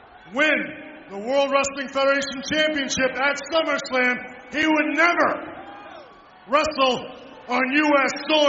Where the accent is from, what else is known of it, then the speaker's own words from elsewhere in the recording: San Antonio, Texas, United States; right here in my hometown of San Antonio, Texas?